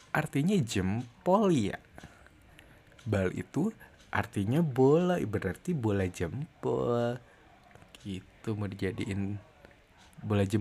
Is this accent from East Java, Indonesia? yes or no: no; West Java, Indonesia; aku kan orang Sunda ya aku nggak bisa ngomong F ini nggak bisa ngomong V jadi ngomongnya P